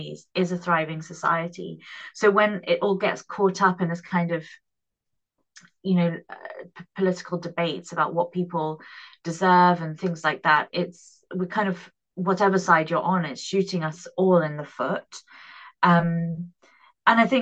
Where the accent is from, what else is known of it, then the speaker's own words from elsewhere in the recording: United Kingdom; I am British.